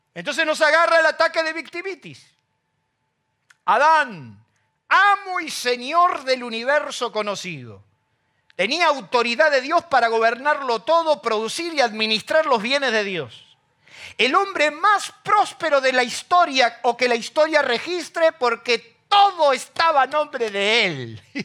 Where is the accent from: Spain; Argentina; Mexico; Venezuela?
Argentina; nuestro país